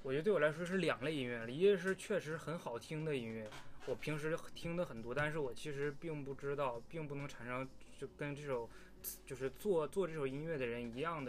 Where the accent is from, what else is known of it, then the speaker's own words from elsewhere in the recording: China; 我觉得作为中国人应该全都能听明白他这个词，对吧？